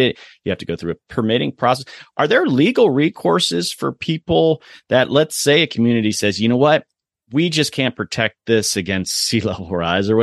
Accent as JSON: {"language": "English", "region": "Florida", "country": "United States", "said": "I'm from Florida"}